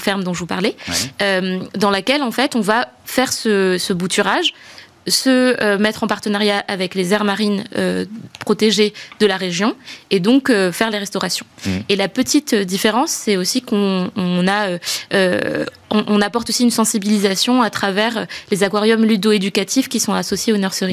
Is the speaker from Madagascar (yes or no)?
yes; Madagascar; moved away as an adult; also born or lived in France; je suis née à Madagascar. Euh, j'ai grandi là-bas et, euh, et, je suis venue faire mes études d'école de commerce en France